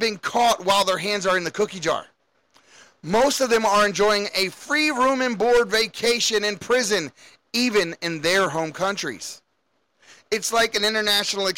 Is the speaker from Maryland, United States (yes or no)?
yes; Baltimore, Maryland, United States; I grew up in Baltimore